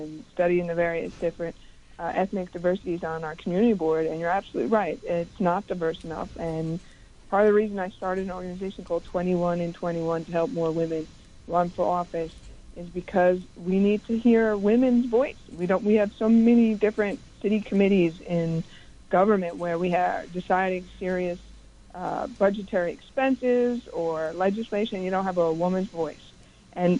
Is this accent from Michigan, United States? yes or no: no; New York City, New York, United States; I'm the 14th of 15 children, born and raised in Queens, Queens resident all my life